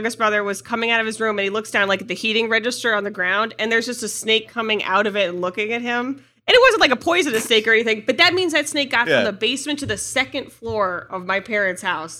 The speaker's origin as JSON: {"language": "English", "region": "Ohio", "country": "United States", "tie": "born or raised there", "said": "I grew up like in Northeast Ohio."}